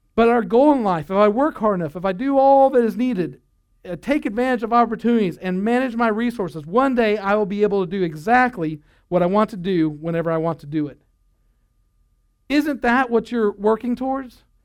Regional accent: United States

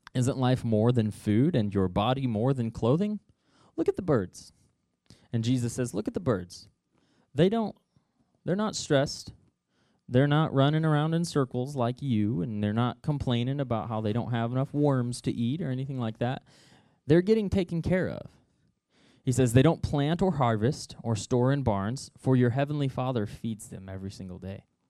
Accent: Noel, Missouri, United States; I grew up in Nole, Missouri

